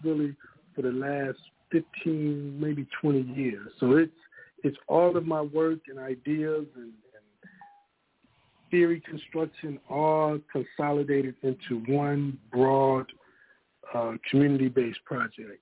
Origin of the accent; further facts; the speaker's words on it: Ohio, United States; also born or lived in Austin, Texas; now in Texas, United States; I am from Ohio. I've been in Texas now for about 8 or 9 years.